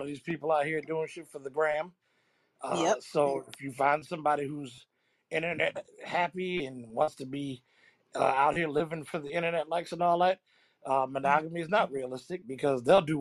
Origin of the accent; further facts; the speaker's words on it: Chicago, Illinois, United States; I need a nigga that might get me shot or killed, like I'm from Chicago.